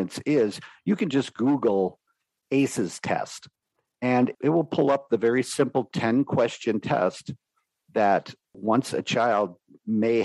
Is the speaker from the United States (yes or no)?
yes; New York City, New York, United States; my early childhood growing up in New York City